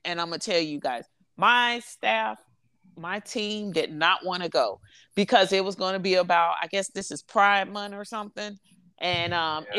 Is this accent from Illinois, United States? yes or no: yes; Chicago, Illinois, United States; I'm from Chicago, so ain't nothing too hot but them bullets.